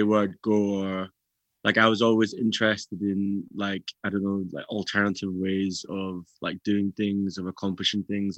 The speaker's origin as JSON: {"language": "English", "town": "Glasgow", "region": "Scotland", "country": "United Kingdom", "tie": "born or raised there", "said": "growing up in Glasgow is like, yeah, you have to have a slight thick skin."}